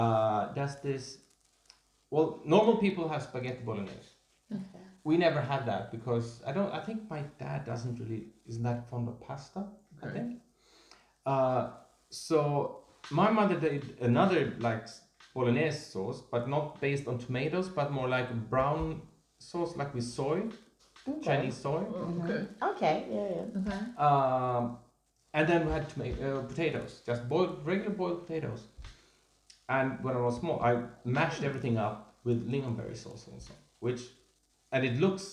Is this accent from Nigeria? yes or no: no; Sweden; I'm from Sweden